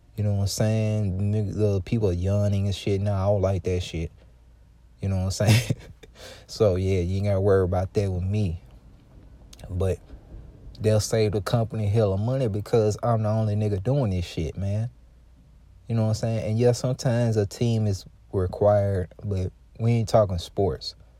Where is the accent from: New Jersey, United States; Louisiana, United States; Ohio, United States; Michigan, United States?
Louisiana, United States; I'm from Louisiana and, um, I'm from a part of Louisiana